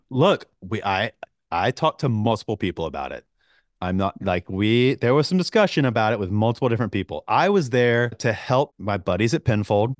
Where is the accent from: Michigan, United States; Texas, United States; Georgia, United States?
Georgia, United States; I grew up in Georgia